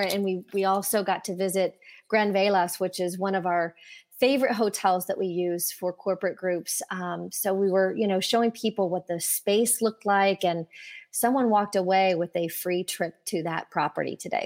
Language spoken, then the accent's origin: English; Indiana, United States; born or raised there